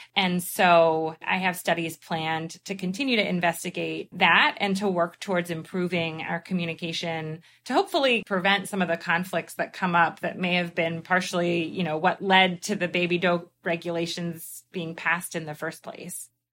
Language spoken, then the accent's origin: English; Philadelphia, Pennsylvania, United States; now in New York, United States; I'm originally from Philadelphia